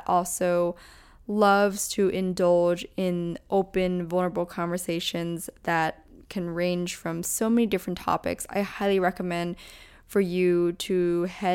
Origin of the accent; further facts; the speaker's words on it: Pennsylvania, United States; we're both from Pennsylvania